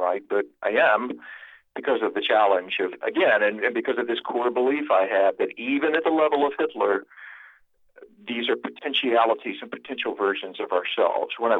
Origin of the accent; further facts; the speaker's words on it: South Carolina, United States; I was raised in South Carolina, out in the country among the ruins of old moss-draped plantations